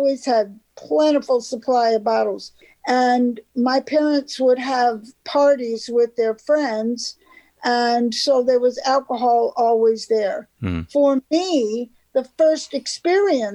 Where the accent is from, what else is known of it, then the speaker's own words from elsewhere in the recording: Thousand Islands, New York-Canadian border, United States; moved away as an adult; also born or lived in Florida / Chicago / Memphis; I grew up on the New York-Canadian border in a resort area called the Thousand Islands.